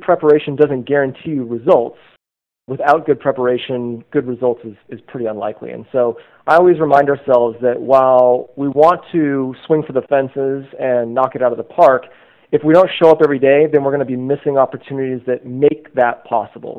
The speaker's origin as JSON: {"language": "English", "area": "north of Sacramento", "region": "Northern California", "country": "United States", "tie": "born or raised there", "also_born_or_lived": "Bay Area, California", "said": "as a kid, I grew up in Northern California, so not far from where I live today"}